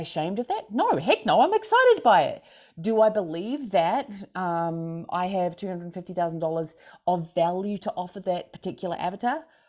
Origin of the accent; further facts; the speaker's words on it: Christchurch, Canterbury, New Zealand; now in Montana, United States; I'm from Christchurch, New Zealand. I currently am in Montana